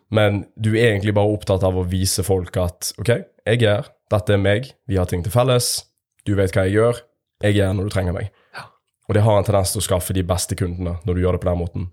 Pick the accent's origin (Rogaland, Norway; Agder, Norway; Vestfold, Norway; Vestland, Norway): Vestland, Norway; Bergen; accent: Bergen dialect; now in Stavanger, Norway; med bergensdialekt